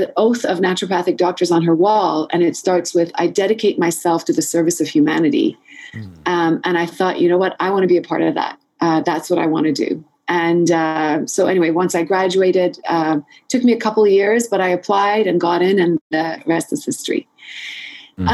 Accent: Montreal, Quebec, Canada; I grew up in Montreal, and I think it was sort of in between high school and university, we have something called Cégep

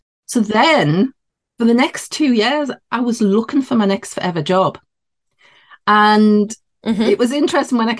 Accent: near Newcastle upon Tyne, North East England, United Kingdom; accent: Geordie; I'm in the northeast of England. So yeah, this would be classed as a Geordie accent near Newcastle upon Tyne

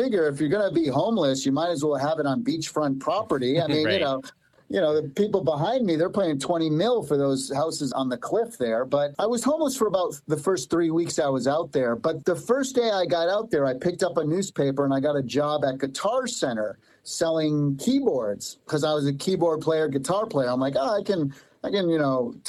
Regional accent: East Coast, United States; moved away as an adult; Yeah, I grew up on the East Coast, and I come from Italian background. All four of my grandparents came over from Italy in the early 1900s.

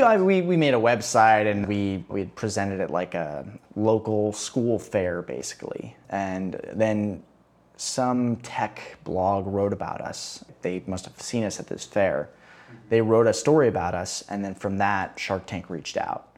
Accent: Chicago, Illinois, United States; moved away as an adult; also born or lived in Boston; now in Rio de Janeiro, Brazil; I grew up in Chicago

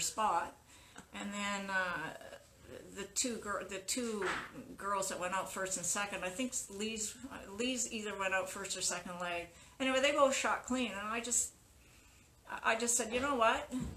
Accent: Winnipeg, Manitoba, Canada; moved away; I was born and brought up in Winnipeg

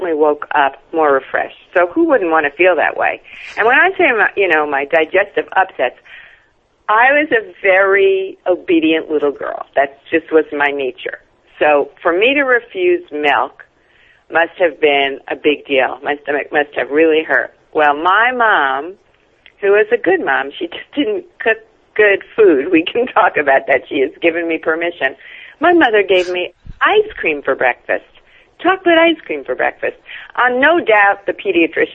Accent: New York City, New York, United States; also born or lived in Brooklyn / Long Island; I'm a New Yorker. You know, I was born in Brooklyn. I lived in New York my whole life, except for a bit on Long Island

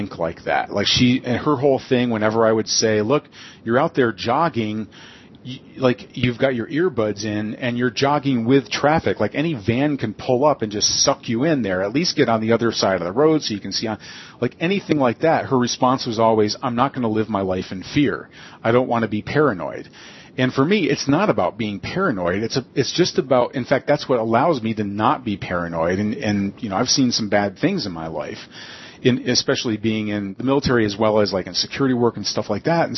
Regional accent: United States; I'm an American

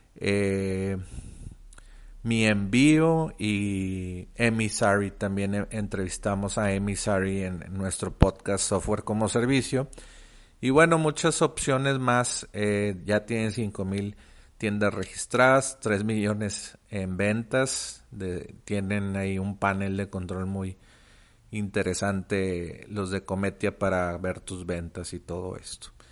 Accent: Mexico; also born or lived in Monterrey; yo soy de México, vivo en Monterrey.

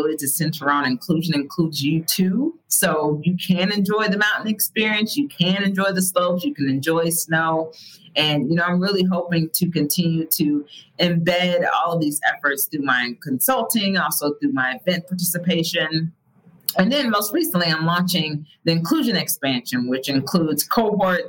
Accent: Midwest, United States; moved away; I'm originally from the Midwest

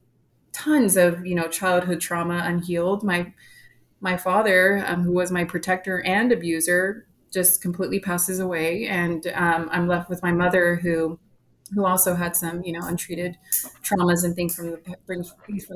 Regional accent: San Antonio, Texas, United States; I grew up here in San Antonio, Texas

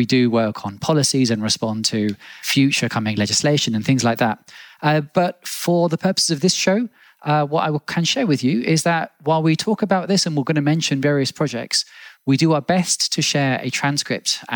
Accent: England, United Kingdom; now in Berlin, Germany; I no longer live in England, but I grew up in England

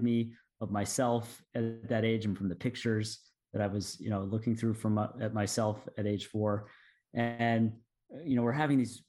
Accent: Durham, North Carolina, United States; moved away; went back to my hometown, Durham, North Carolina, approached the school that I went to, this middle school where I was 12 years old

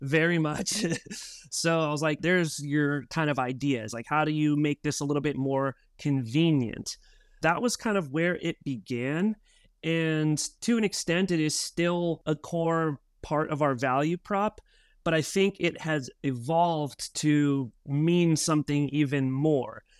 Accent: Albuquerque, New Mexico, United States; moved away as an adult; also born or lived in Oregon; now in San Diego, United States; Myself was born and raised in Albuquerque, New Mexico

